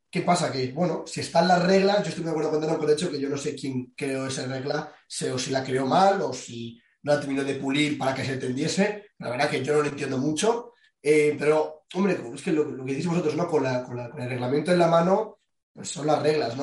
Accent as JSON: {"language": "Spanish", "country": "Spain", "said": "somos tres españoles"}